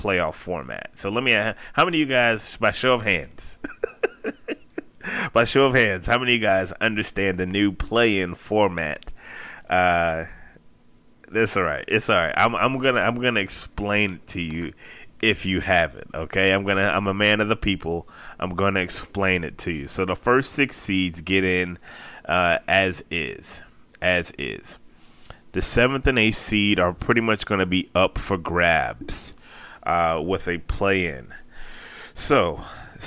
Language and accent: English; Tampa, Florida, United States; the 813, my hometown